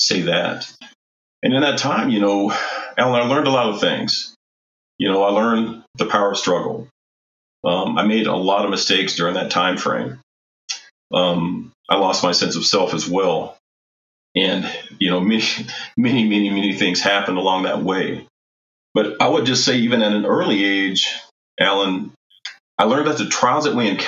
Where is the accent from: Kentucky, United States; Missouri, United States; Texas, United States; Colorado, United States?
Colorado, United States; Colorado Springs; my family moved to Colorado Springs, I believe is probably 1963, which makes me a native of Colorado Springs